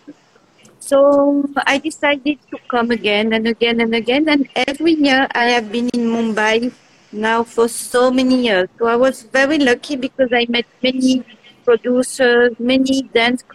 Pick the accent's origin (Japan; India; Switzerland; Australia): Switzerland; also born or lived in Geneva, Switzerland; I'm coming from Switzerland. I live in the city of Geneva, which is the French city in Switzerland